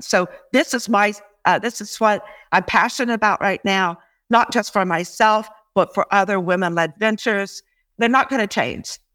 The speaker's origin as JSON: {"language": "English", "country": "United States", "moved": "yes", "lives_now": "Canada", "said": "although I'm an American too, I, I really do like being here in Canada"}